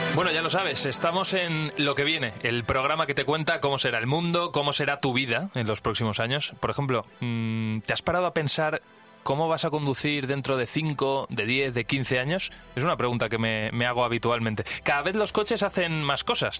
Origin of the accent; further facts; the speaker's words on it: Valencia, Valencian Community, Spain; now in Madrid, Spain; yo soy valenciano y vivo aquí en Madrid